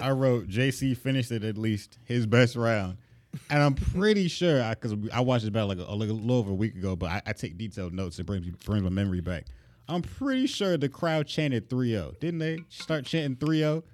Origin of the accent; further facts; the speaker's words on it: Florida, United States; I'm from Florida